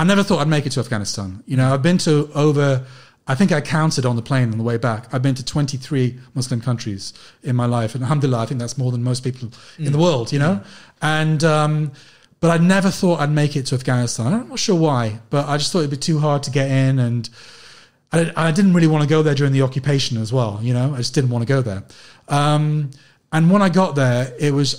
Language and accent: English; London, United Kingdom; I was from London